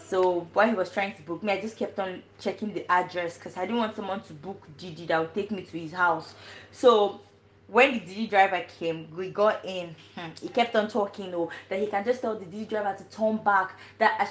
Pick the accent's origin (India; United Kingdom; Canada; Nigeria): Nigeria; now in China; I am Nigerian and I'm a medical student in China.